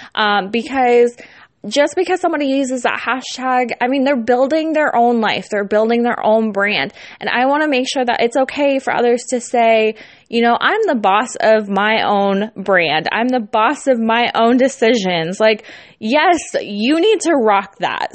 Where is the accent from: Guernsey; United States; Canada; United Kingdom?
United States; California; now in Iowa, United States; I'm not from the Midwest, but I live in the Midwest. I am from Cali.